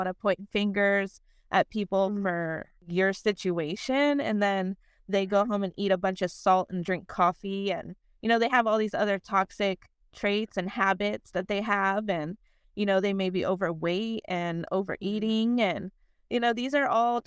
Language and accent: English; Las Vegas, Nevada, United States; moved away as an adult; I come from Las Vegas, from the city of sin. I was born and raised there. I lived there for 21 years.